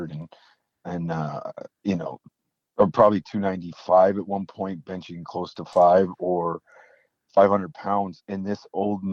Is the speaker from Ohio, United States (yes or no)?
yes; north central Ohio, United States; now in Minnesota, United States; I grew up north central, like basically in dead center of the state, an hour from the lake, which would be obviously Lake Erie up there.